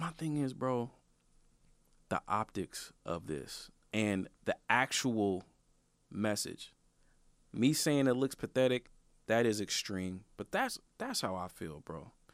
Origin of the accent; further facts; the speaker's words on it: Portland, Oregon, United States; I'm from Northeast Portland, bro. I'm from Northeast Portland.